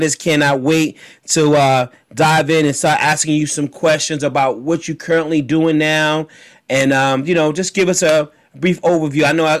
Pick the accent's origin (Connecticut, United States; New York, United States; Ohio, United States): New York, United States; accent: New York; My New York accent. I'm sorry, my brother. That's right. My New York accent.